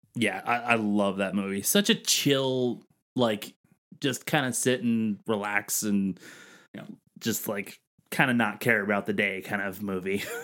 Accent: Northeast, United States; I'm from the Northeast

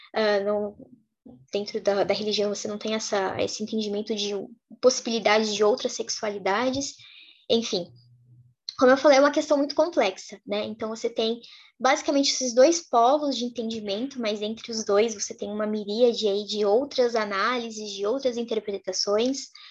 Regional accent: Brazil; also born or lived in Lebanon; enquanto brasileiras a gente conhece essa realidade

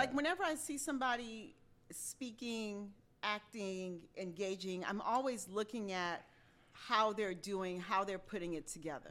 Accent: Haiti; moved away; I grew up in Haiti

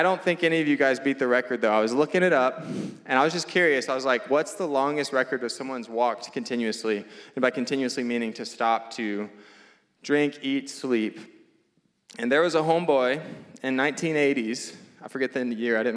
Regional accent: Louisiana, United States; now in Phoenix, United States; I'm from Louisiana

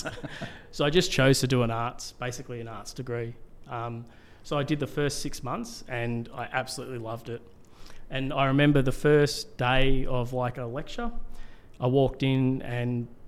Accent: Melbourne, Victoria, Australia; moved away as an adult; also born or lived in Cairns, Queensland; I grew up in Melbourne, and then I moved to Cairns, and I lived in Cairns for about 15 years.

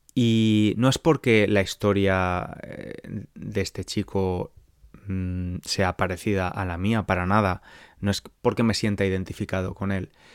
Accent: San Francisco, California, United States; Spanish is a second language; soy de San Francisco, California

